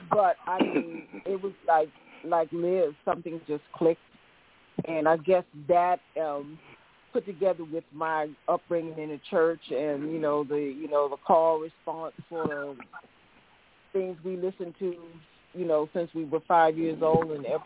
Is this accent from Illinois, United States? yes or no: no; Georgia, United States; I'm from Georgia